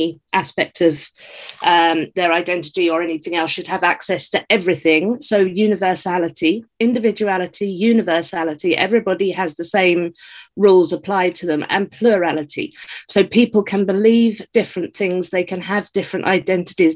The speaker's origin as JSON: {"language": "English", "region": "England", "country": "United Kingdom", "said": "I'm British"}